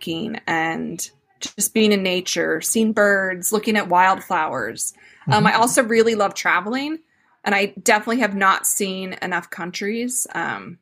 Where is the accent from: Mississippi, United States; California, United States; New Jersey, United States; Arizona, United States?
Arizona, United States; Phoenix; moved away; I grew up in the Phoenix area